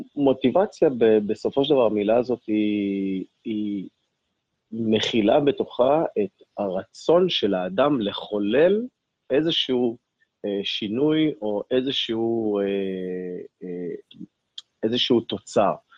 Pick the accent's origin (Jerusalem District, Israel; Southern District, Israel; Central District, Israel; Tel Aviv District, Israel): Southern District, Israel; Ashkelon; יליד אשקלון, נולדתי ב-1980